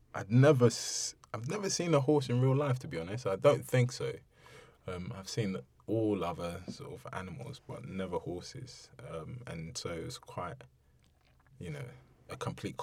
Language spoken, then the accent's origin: English; London, United Kingdom; also born or lived in Ibadan, Nigeria; growing up in Bermondsey um, going to school